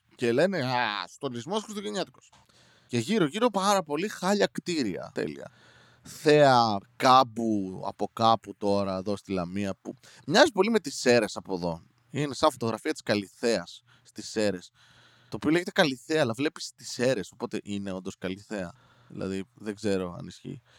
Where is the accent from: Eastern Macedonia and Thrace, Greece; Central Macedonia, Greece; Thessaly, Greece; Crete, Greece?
Central Macedonia, Greece; Serres; είμαι από Σέρε